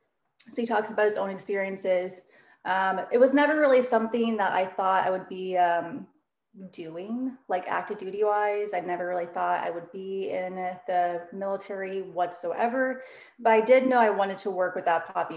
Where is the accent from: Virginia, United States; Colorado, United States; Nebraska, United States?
Nebraska, United States; moved away; I'm originally from Nebraska.